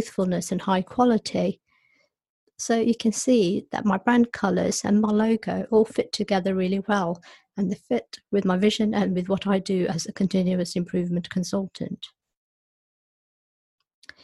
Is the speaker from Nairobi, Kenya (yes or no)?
yes; Nairobi, Kenya; moved away; I was born in Nairobi, and my parents were born in India.